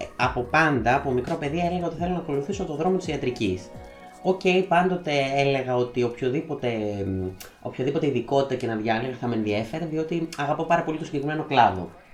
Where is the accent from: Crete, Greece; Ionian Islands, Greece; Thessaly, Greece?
Thessaly, Greece; Volos; moved away as an adult; now in Thessaloniki, Greece; η καταγωγή μου είναι από το Βόλο, τον τελευταίο, τους τελευταίους μήνες ζω και εργάζομαι στην πόλη της Θεσσαλονίκης